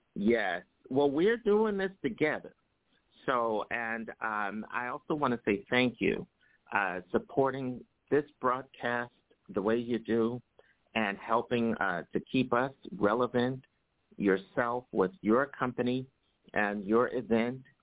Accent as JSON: {"language": "English", "town": "New York City", "region": "New York", "country": "United States", "tie": "born or raised there", "said": "New York City, my hometown here, uh, which is uh, where I live."}